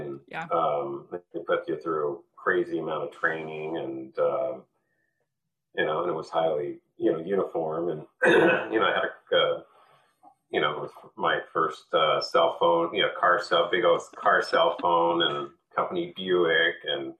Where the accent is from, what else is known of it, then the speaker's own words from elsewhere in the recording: Newport Beach, California, United States; born there; also born or lived in New York City; So I was born in Newport Beach, California, and early on my parents got divorced and my mother moved to New York City. So I bounced back and forth between West Coast and East Coast, mm-hmm. kind of two different worlds.